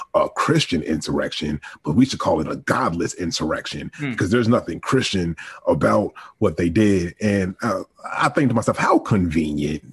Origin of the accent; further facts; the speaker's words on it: Virginia, United States; I'm from Virginia, or I was raised in Virginia.